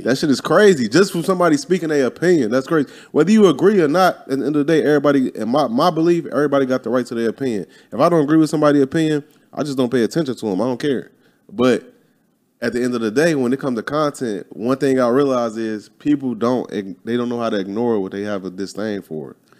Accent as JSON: {"language": "English", "region": "Midwest", "country": "United States", "said": "I'm from the Midwest"}